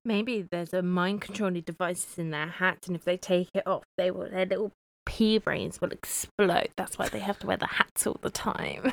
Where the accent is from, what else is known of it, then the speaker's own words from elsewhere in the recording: United Kingdom; even though I'm not American, I'm British